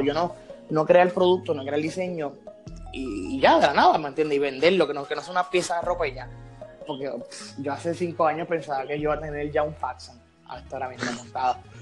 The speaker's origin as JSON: {"language": "Spanish", "town": "San Juan", "country": "Puerto Rico", "said": "soy acá de, San Juan."}